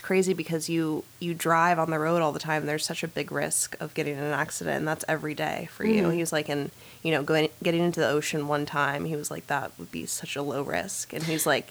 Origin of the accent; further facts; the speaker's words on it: Northern California, United States; also born or lived in North Carolina; now in Southern California, United States; I grew up in Northern California and then went to college in North Carolina for a few years. And now I'm back in California, but in SoCal